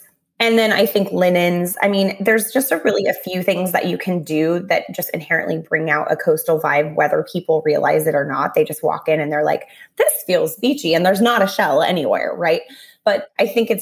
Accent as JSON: {"language": "English", "region": "Southern California", "country": "United States", "tie": "born or raised there", "said": "I grew up in Southern California"}